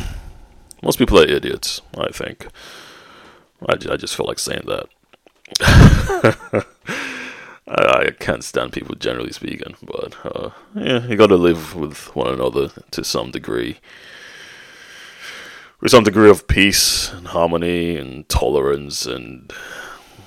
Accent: Nigeria; now in United Kingdom; growing up in Nigeria

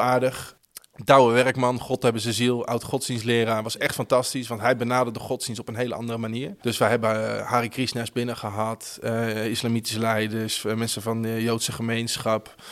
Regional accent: Houten, Utrecht, Netherlands; Ik kom uit Houten oorspronkelijk, een dorpje onder Utrecht

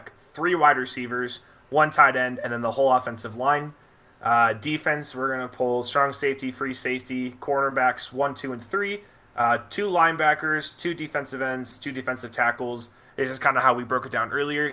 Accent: Arizona, United States; We are both from Arizona, so we're homers in that aspect.

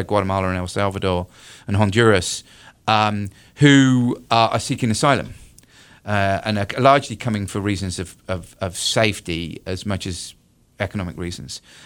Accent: United Kingdom; moved away as an adult; now in North Carolina, United States; I'm originally from the U K

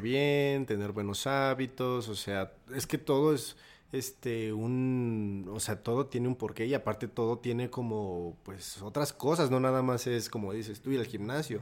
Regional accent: Pachuca, Hidalgo, Mexico; moved away as an adult; now in Mexico City, Mexico; estudié la prepa en Pachuca

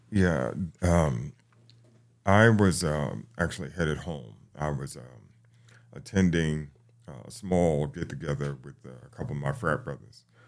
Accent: New York City, New York, United States; now in Atlanta, United States; I'm, I'm from the Bronx, New York

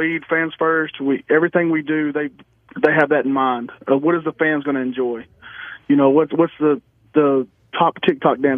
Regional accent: Texas, United States; I'm from Texas

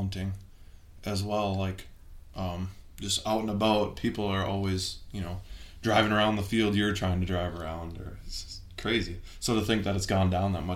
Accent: Minnesota, United States; we're actually both born and raised in Minnesota

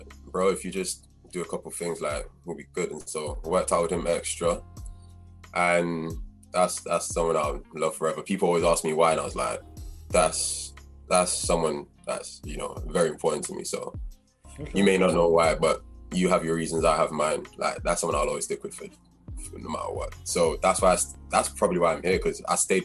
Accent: Manchester, North West England, United Kingdom; moved away as an adult; I'm Nigerian at heart. And yeah, so from Manchester, I actually started out at Manchester Magics when I was 13.

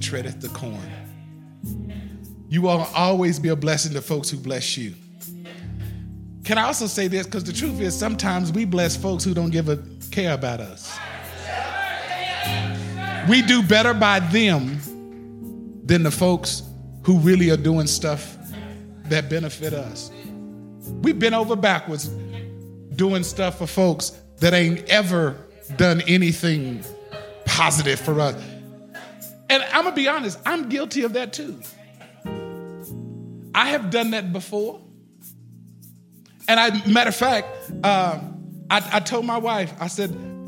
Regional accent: Austin, Texas, United States; I'm from the South. I'm from Austin, Texas

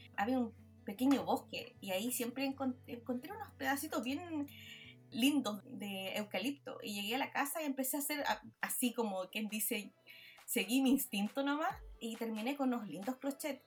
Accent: Villa Alemana, Valparaíso, Chile; now in Australia; yo nací en Chile, pero florecí en Australia

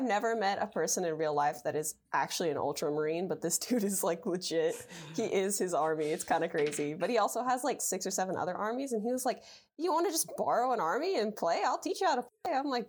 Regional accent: Oklahoma, United States; I am from the United States, specifically Oklahoma.

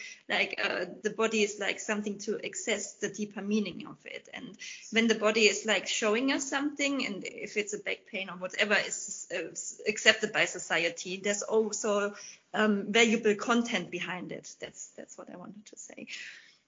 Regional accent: Germany; also born or lived in England; in my home country, Germany

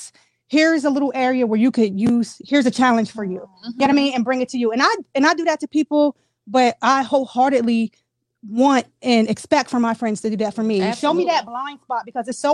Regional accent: Harrisburg, Pennsylvania, United States; I have, of course, family here because I'm born and raised in Harrisburg

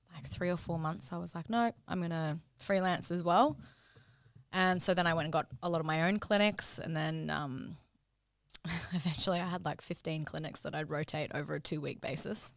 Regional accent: Brisbane, Queensland, Australia; moved away as an adult; now in Sydney, Australia; I'm from Brisbane originally. Um, so I did uni up there. and then, um, came to Sydney.

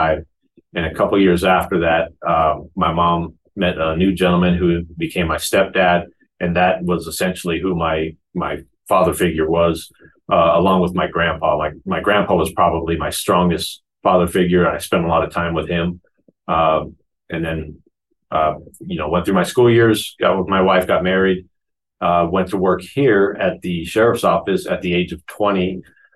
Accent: Phoenix, Arizona, United States; also born or lived in Queen Creek, Arizona; So I was born in Phoenix, Arizona. And my mom and dad at the time lived in what is now referred to as South Phoenix, along with my grandparents lived in the area as well. Grew up there, and all the way through my freshman year of high school was in Phoenix.

